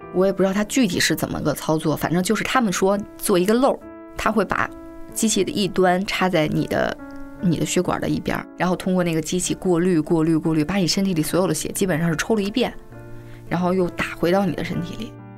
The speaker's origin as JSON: {"language": "Chinese", "region": "Beijing", "country": "China", "tie": "born or raised there", "said": "我是北京人"}